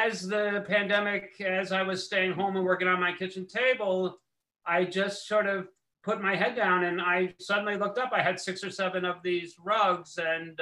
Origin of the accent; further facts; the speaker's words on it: New York City, New York, United States; I was born in New York, but I've been living here in Manhattan since the 90s.